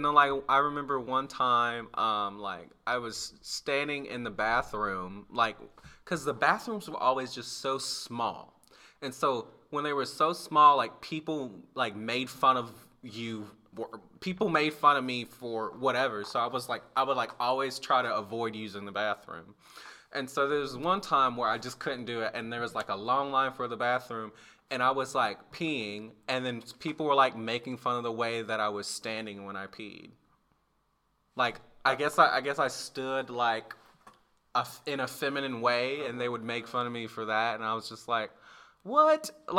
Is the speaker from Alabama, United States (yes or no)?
yes; Alabama, United States; like, the campus in my hometown in Alabama, when we moved to Alabama